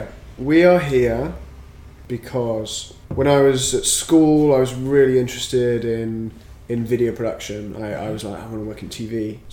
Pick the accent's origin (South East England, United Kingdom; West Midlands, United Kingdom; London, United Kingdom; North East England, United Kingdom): West Midlands, United Kingdom; Worcester; moved away as an adult; now in Scotland, United Kingdom; So I grew up in Worcester.